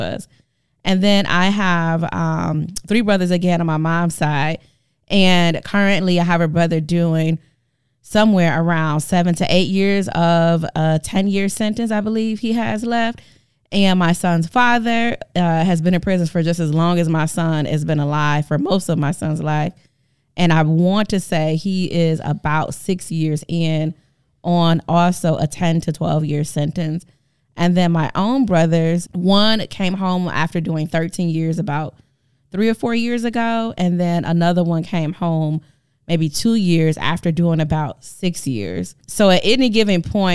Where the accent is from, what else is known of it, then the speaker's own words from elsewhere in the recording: Milwaukee, Wisconsin, United States; moved away as an adult; now in Madison, United States; I grew up in the actual for real hood in Milwaukee, Wisconsin